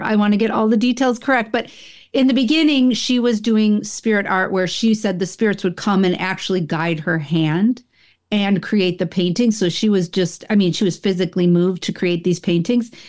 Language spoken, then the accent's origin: English; Buffalo, New York, United States; also born or lived in Rochester; when I grew up in upstate New York, I'm from the Buffalo area